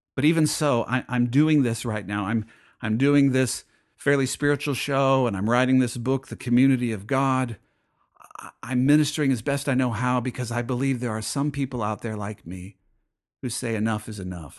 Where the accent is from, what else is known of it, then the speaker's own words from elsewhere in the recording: United States; as an American